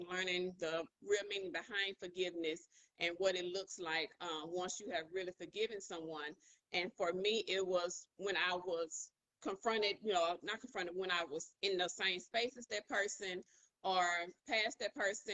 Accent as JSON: {"language": "English", "town": "Monroe", "region": "Louisiana", "country": "United States", "moved": "yes", "said": "I'm originally from Monroe, Louisiana."}